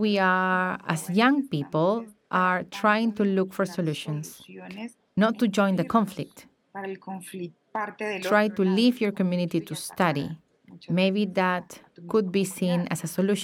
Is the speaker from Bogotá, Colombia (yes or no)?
no; Cañaveral, Córdoba, Colombia; first language Embera; English is a second language; I was born in Cañaveral or Chansodó, as we say in Embera. That's where I grew up, where I was born.